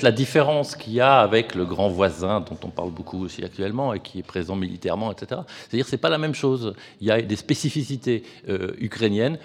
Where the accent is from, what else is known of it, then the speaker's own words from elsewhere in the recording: France; now in Lausanne, Switzerland; je suis français